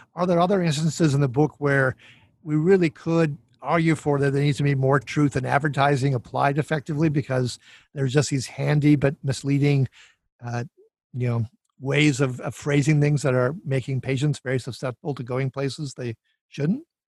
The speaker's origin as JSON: {"language": "English", "region": "Minnesota", "country": "United States", "said": "I'm from Minnesota"}